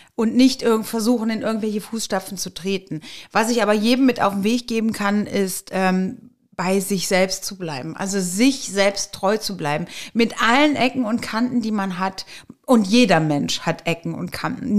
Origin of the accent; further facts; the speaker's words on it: Eschweiler, North Rhine-Westphalia, Germany; geboren in Eschweiler, also eine Öscherprinte sozusagen